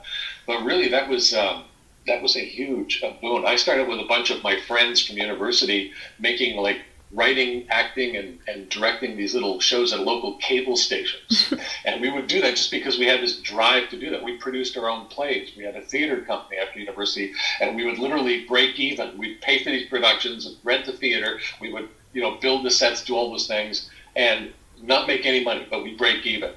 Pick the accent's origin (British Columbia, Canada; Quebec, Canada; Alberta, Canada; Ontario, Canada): Alberta, Canada; I'm from Alberta.